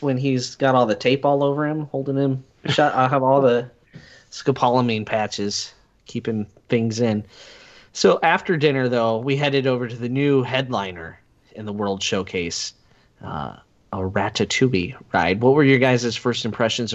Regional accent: United States; my hometown here on the Missouri

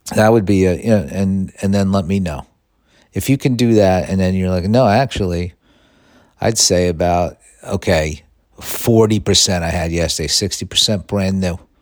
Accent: New York City, New York, United States; growing up in Staten Island

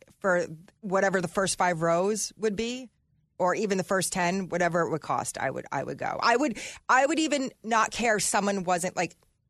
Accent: New Jersey, United States; I'm from Jersey and I'm Italian.

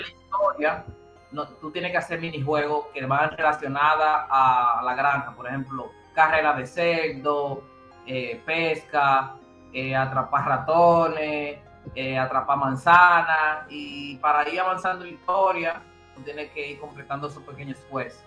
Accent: Dominican Republic; como buenos dominicanos

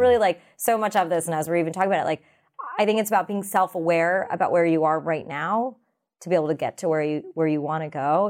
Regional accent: United States; I'm a South Asian American.

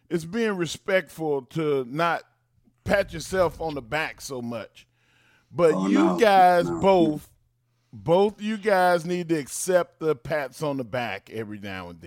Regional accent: England, United Kingdom; that's I'm so English.

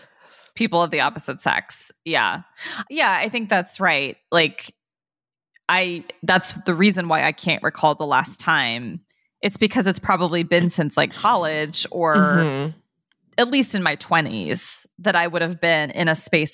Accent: Dayton, Ohio, United States; I'm such a Midwesterner. I grew up in Dayton, Ohio

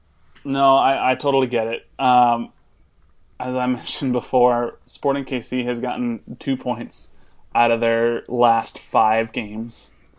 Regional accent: Kansas City, Missouri, United States; Again, we're just from Kansas City and are terrible at accents.

